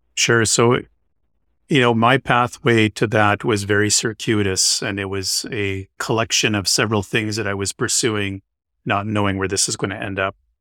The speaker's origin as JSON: {"language": "English", "town": "Winnipeg", "region": "Manitoba", "country": "Canada", "tie": "born or raised there", "also_born_or_lived": "Calgary, Alberta / London, Ontario / Boston", "moved": "as an adult", "lives_now": "Vancouver, Canada", "said": "I grew up in Winnipeg, Manitoba, which is, uh, just north of North Dakota"}